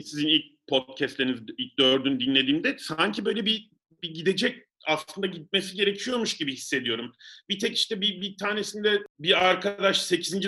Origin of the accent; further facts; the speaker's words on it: Mersin, Turkey; ben bir de Mersinliyim